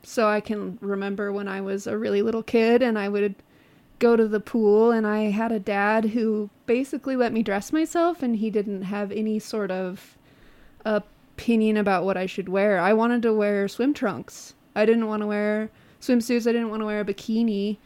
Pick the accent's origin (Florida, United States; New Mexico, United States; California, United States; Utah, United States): Utah, United States; Moab; also born or lived in Peru / Spain; I was born and raised in Moab.